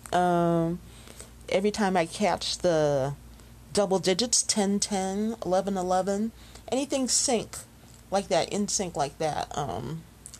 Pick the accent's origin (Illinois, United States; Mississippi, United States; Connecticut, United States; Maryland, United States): Illinois, United States; Chicago; Chi-Town, Illinois, my hometown